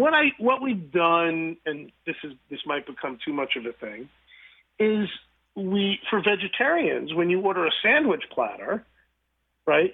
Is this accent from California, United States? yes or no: no; New York, United States; moved away; I grew up in New York